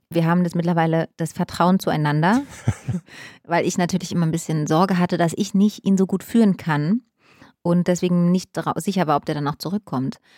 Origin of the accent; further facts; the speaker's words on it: East Germany, Germany; Und wenn der Kaffee nicht mehr, mehr daraus, also weil früher, wie gesagt, ich komme aus dem Osten, Kaffee war mir wirklich, also egal wie der geschmeckt hat, das war alles völlig in Ordnung.